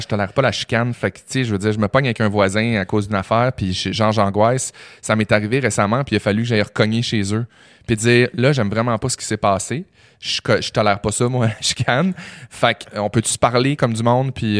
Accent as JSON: {"language": "French", "town": "Chicoutimi", "region": "Quebec", "country": "Canada", "moved": "yes", "said": "moi je viens de Chicoutimi"}